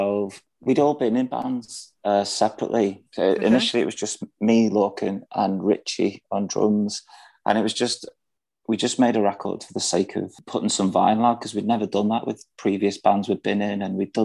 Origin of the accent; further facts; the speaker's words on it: the Wirral, North West England, United Kingdom; moved away as an adult; also born or lived in London; We're a five-piece from the Wirral.